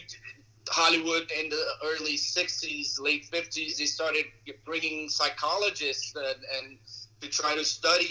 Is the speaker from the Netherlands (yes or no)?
no; Brazil; English is a second language; now in United States; I'm from Brazil.